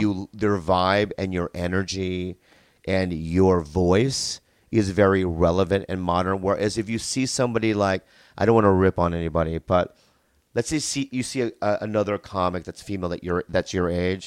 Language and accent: English; San Diego, California, United States; also born or lived in Minnesota; I grew up in San Diego, but then I lived in Minnesota, like, between two and nine, and then we moved back to San Diego